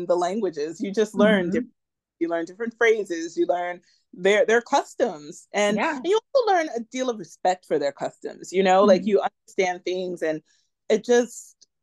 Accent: New York City, New York, United States; growing up in New York and being able to go uptown

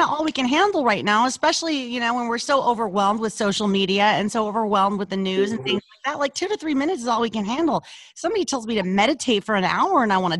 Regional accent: Louisiana, United States; now in Los Angeles, United States; So the minute I was called out for my accent, because it was, you know, it was really thick. when we moved to Los Angeles, I lost it.

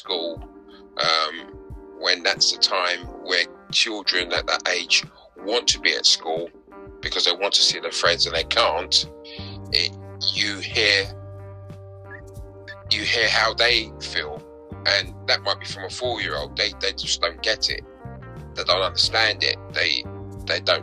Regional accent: London, United Kingdom; I'm a typical South London boy. Born and bred in South London, schooled in South London

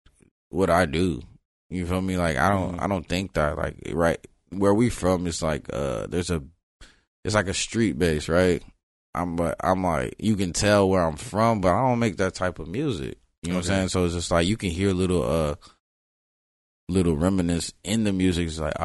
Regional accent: Florida, United States; when I used to, say I was from Broward, it'd be like, you mean Miami, right? I was like, nah, I'm from Broward.

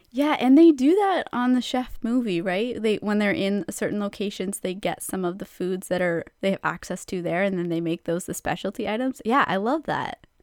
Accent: Canada; because we are Canadian

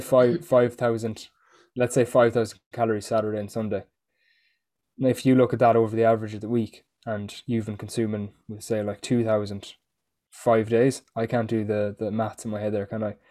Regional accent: Ireland; being Irish

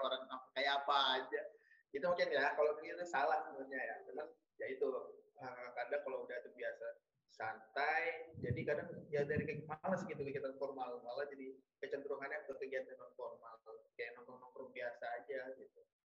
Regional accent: Bekasi, West Java, Indonesia; moved away as an adult; also born or lived in Lampung; Asal sebenarnya gue asal dari Bekasi

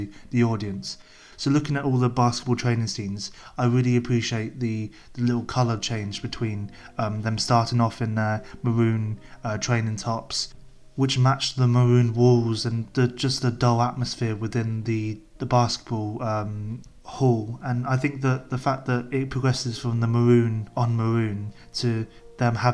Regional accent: England, United Kingdom; as an English white male living in England

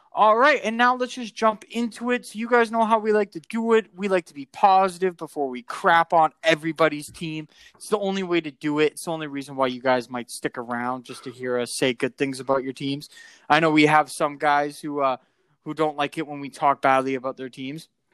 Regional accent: Canada; being a Canadian

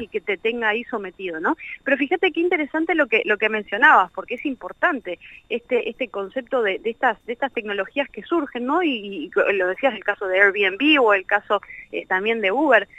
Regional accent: Argentina; Siendo argentino

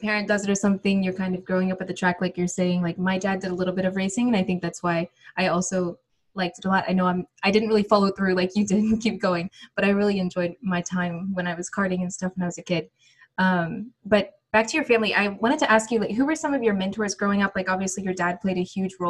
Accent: Alabama, United States; I'm from Alabama

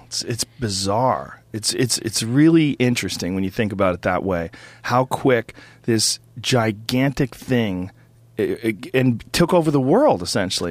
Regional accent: Newton, Massachusetts, United States; moved away; I grew up in Newton Upper Falls, Massachusetts, which is a small like, uh, suburb of Boston.

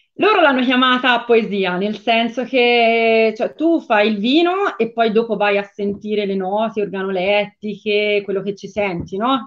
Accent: Tuscany, Italy

